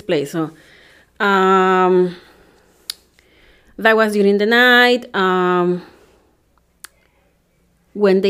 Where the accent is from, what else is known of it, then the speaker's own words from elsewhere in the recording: El Salvador; English is a second language; moved away as an adult; now in Wisconsin, United States; I was born in El Salvador, which is in Central America